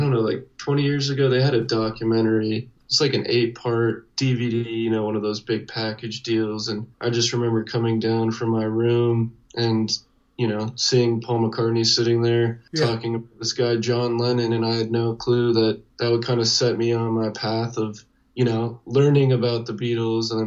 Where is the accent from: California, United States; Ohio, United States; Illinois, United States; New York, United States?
California, United States; Irvine; moved away; I'm originally from California, Southern California